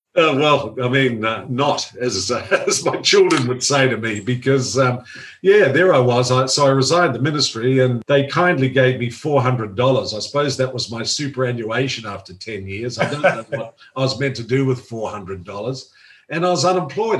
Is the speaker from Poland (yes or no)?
no; Auckland, New Zealand; moved away; loved the freedom of, of growing up uh, in Auckland